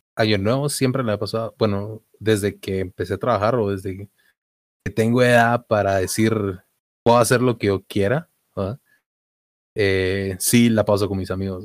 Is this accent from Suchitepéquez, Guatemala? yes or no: yes; Mazatenango, Suchitepéquez, Guatemala; nací en Mazate, soy de Mazatenango.